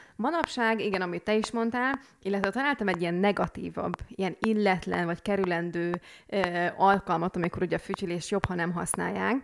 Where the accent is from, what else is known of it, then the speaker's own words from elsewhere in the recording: Hungary; moved away; hiába a külföldön élünk, de akkor is magyarok vagyunk